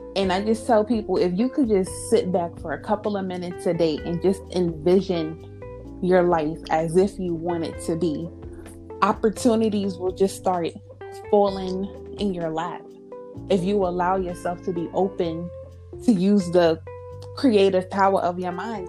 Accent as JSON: {"language": "English", "region": "New York", "country": "United States", "tie": "born or raised there", "moved": "yes", "said": "my hometown in New York"}